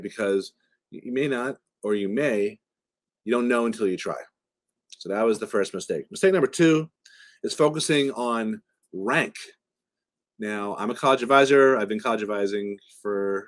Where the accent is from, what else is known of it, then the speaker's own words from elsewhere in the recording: right outside of Boston, Massachusetts, United States; I grew up right outside of Boston